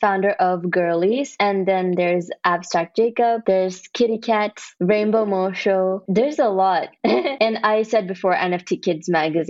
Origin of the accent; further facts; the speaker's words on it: Kerala, India; now in Texas, United States; I was born in India. Yeah. Then I moved to Texas in the US. Where in India? There's a place called Kerala